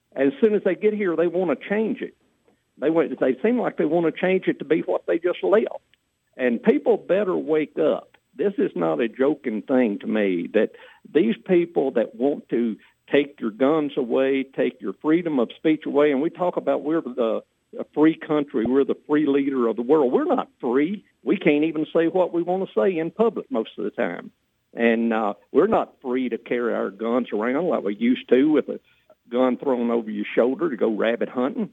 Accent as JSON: {"language": "English", "region": "Tennessee", "country": "United States", "tie": "born or raised there", "said": "growing up in Tennessee, and I'm really a poor backwoods poor boy, and grew up on the farm"}